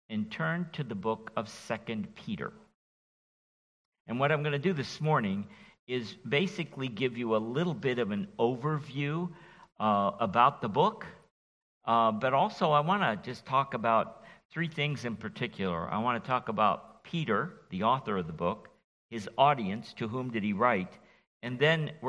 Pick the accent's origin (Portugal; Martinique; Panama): Martinique; born there; also born or lived in France; from Martinique, where I was born in the West Indies as a child of, an, of uh, parents who were missionaries. And then I've been infected by the French for 20 years.